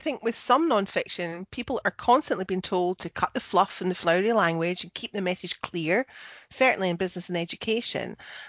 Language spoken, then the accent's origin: English; Scotland, United Kingdom; I'm the Scottish one.